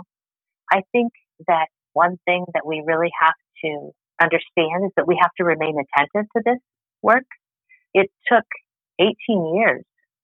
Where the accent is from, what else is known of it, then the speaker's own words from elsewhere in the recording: Colorado, United States; now in Arizona, United States; I'm from Colorado originally.